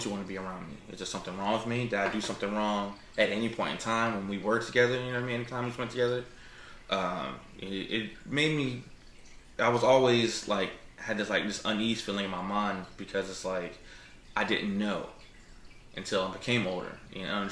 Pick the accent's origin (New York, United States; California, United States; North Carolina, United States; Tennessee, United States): North Carolina, United States; New Bern; also born or lived in Havelock, North Carolina; I'm from here, North Carolina. Born in Havelock, Cherry Point, old Cherry Hospital that was there. And moved to New Bern when I was like 5, 6-ish